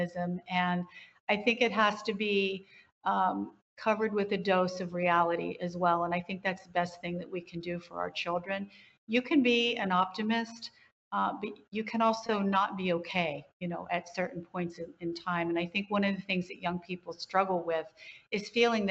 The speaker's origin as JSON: {"language": "English", "region": "West Virginia", "country": "United States", "tie": "born or raised there", "said": "I grew up in West Virginia, and you just got on with it"}